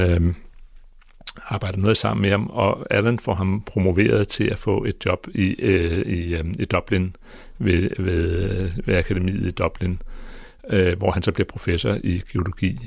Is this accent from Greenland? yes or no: yes; Greenland; jeg er født i Grønland